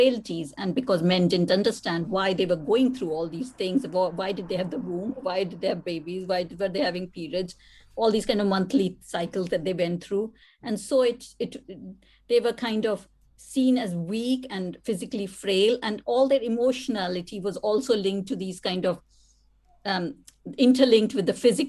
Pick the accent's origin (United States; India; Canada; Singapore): India; moved away; writing as an Indian woman